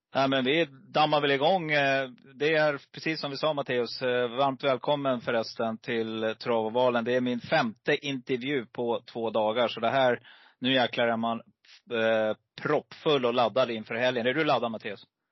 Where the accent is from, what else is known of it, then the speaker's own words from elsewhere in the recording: Stockholm, Stockholm County, Sweden; also born or lived in Gävle; Precis innan jag började årskurs ett så flyttade mamma och pappa till Stockholm